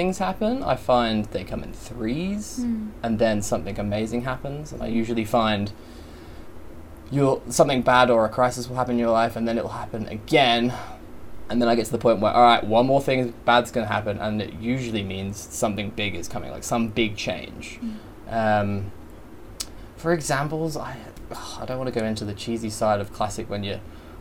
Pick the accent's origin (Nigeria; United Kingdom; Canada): United Kingdom; Biggleswade, East of England; moved away as an adult; now in Australia; So I moved from a small town in the UK, a place called Bedfordshire. Biggleswade is the town, tiny little place. Love all my friends there.